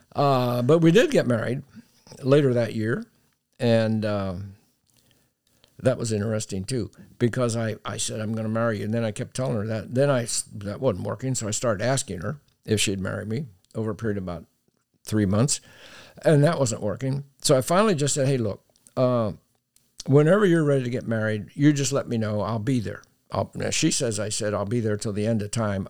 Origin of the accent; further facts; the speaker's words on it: Pennsylvania, United States; moved away as an adult; now in Texas, United States; I grew up in Pennsylvania